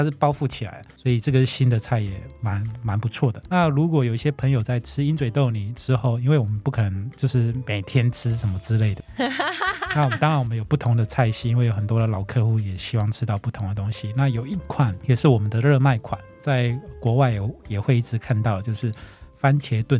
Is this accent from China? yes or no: no; Taiwan; 那披萨也是我们台湾人很多人很喜欢的